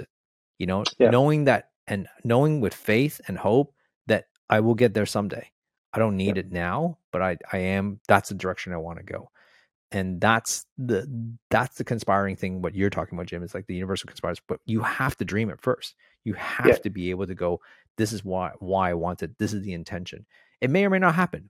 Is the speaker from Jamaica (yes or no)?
no; Toronto, Ontario, Canada; moved away as an adult; now in Australia; I'm from Toronto